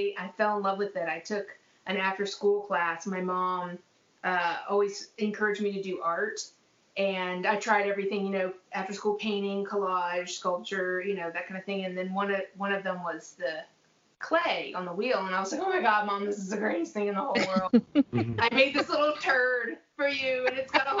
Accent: Durham, North Carolina, United States; I grew up in Durham, North Carolina

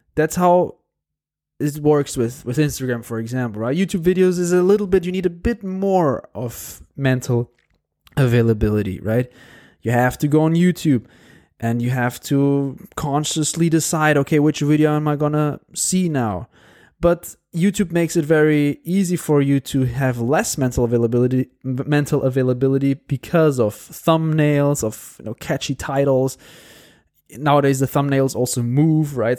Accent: Porto, Norte, Portugal; moved away as an adult; I'm sitting right now here in Porto in my hometown

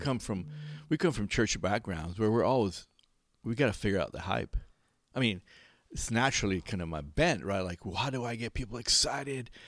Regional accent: Belize; I'm from Belize, so Guatemala is my neighbor.

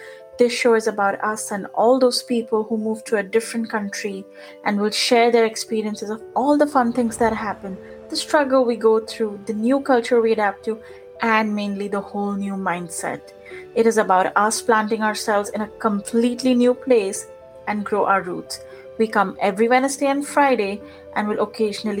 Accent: India; English is a second language; moved away as an adult; now in United States; I was born and brought up in India. So I spent the first 24 years of my life there.

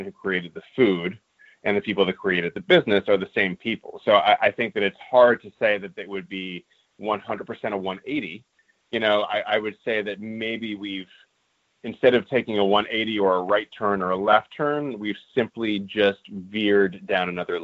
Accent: Los Angeles, California, United States; I grew up in Los Angeles

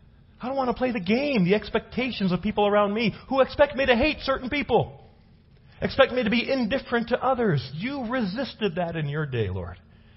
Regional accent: Los Angeles, California, United States; now in Prescott, United States; I come from Los Angeles. Okay. Cultural melting pot.

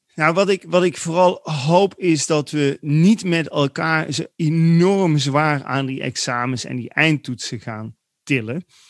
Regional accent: Netherlands; wij zijn een beetje opgegroeid als Nederlanders

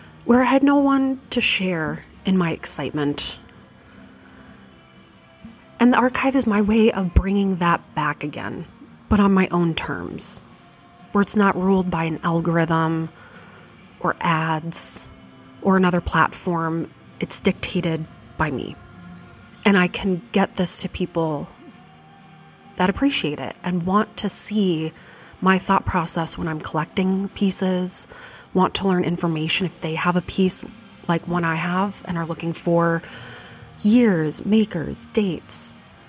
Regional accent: Fargo, North Dakota, United States; growing up in Fargo, North Dakota

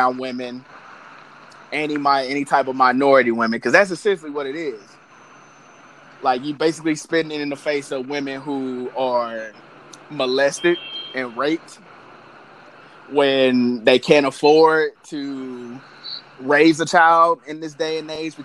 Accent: St. Louis, Missouri, United States; I'm from St. Louis, USA.

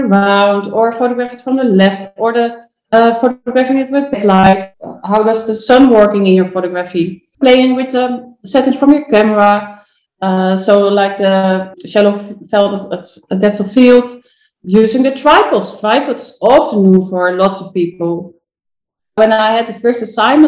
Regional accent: Netherlands; English is a second language; I'm from Holland. I'm not from England

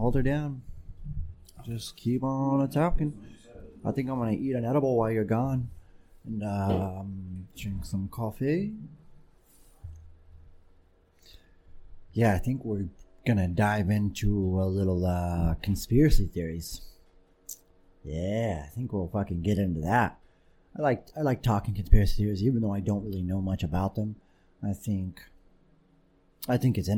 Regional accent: Pomona, California, United States; When we lived in Pomona, around gangster Mexicans

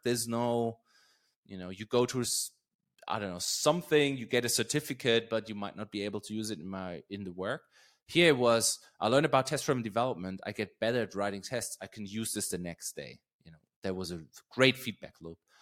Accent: Germany; English is a second language; moved away; also born or lived in Berlin; a town right around where I grew up.

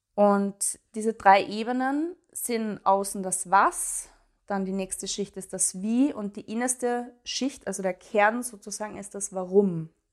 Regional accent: Graz, Styria, Austria; moved away as an adult; Ich wohne in Graz, in meiner Heimatstadt mittlerweile wieder

